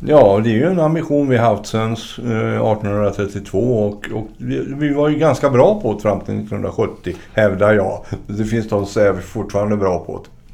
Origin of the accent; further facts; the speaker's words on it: Gothenburg, Västra Götaland, Sweden; Jag är ju från Göteborg